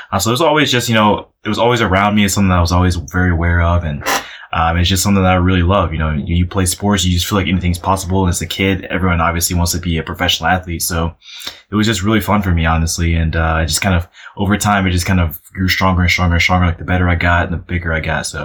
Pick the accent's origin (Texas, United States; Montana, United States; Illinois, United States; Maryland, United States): Illinois, United States; Chicago; And then obviously, you know, growing up in Chicago, uh, the Bulls were, they were great at that.